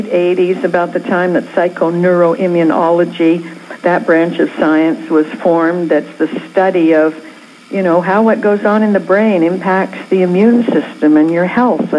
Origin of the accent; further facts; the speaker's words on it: Canada; now in California, United States; I was born in Canada